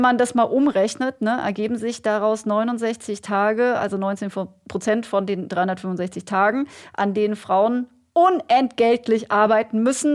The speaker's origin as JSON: {"language": "German", "country": "Germany", "said": "hier bei uns in Deutschland"}